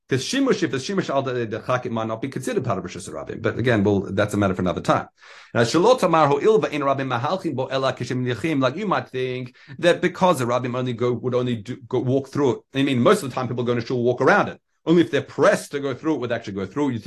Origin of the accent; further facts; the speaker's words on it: Australia; as being as an Australian, we used to try and try it, and yeah, it's it's it's a skill.